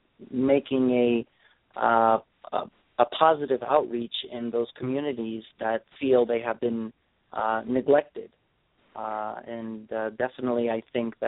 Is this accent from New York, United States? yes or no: yes; New York, United States; my home state of New York